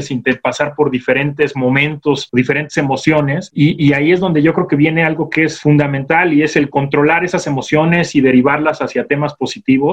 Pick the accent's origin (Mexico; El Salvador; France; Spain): Mexico; como mexicanos